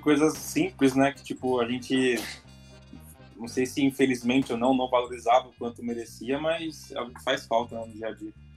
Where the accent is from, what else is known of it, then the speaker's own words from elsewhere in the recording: São Paulo, Brazil; como bom paulista